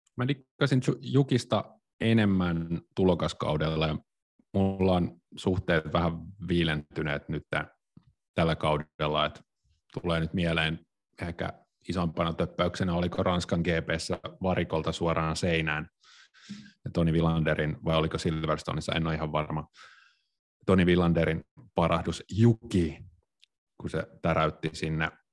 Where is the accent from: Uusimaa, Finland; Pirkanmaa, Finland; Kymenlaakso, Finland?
Pirkanmaa, Finland; Tampere; Mä oon siis kotoisin Tampereelta